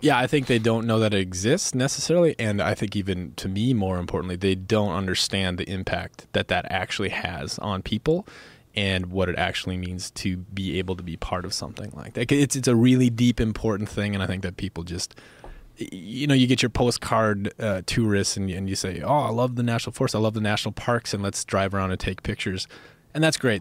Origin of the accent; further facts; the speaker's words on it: Minnesota, United States; also born or lived in Montana; now in Bozeman, Montana, United States; where I grew up in Minnesota